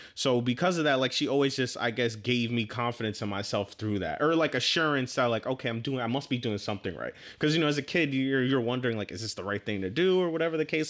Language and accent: English; New York City, New York, United States; I was born in Manhattan and grew up on, I actually grew up in East Harlem, hundred and first Street